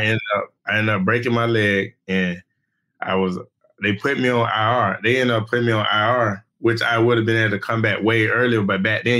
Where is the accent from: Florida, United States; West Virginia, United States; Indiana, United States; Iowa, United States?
Florida, United States; Orlando; you know, I'm from Orlando. I stay in Orlando.